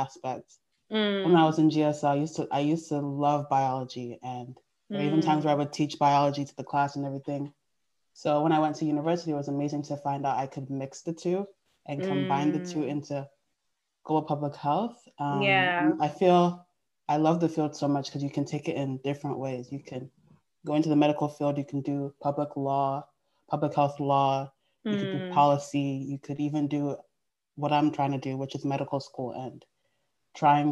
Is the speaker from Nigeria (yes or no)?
yes; Nigeria; born or raised there; also born or lived in United States